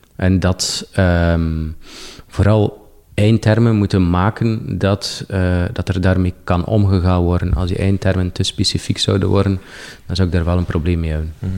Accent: Poperinge, Flanders, Belgium; moved away as an adult; Ik heb niet, niet gekozen om bijvoorbeeld mijn, mijn geboortestad Poperingen achter me te laten

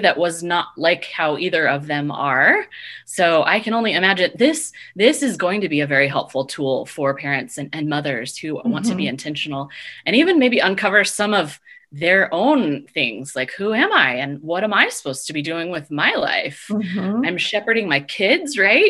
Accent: Oregon, United States; now in Fort Collins, United States; I'm originally from Oregon.

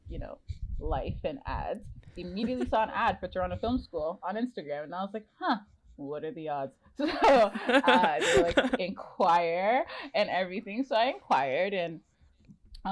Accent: Nigeria; moved away as an adult; also born or lived in Ontario, Canada; now in Vancouver, Canada; I'm Nigerian and I moved here 8 years ago.

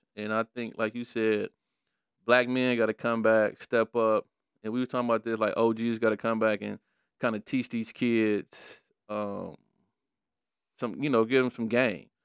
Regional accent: Detroit, Michigan, United States; I was growing up in Brightmore

